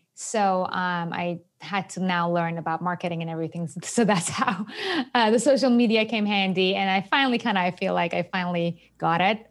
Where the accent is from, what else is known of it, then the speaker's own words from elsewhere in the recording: Iran; English is a second language; moved away as an adult; also born or lived in Japan; now in New York, United States; I was born and raised in Iran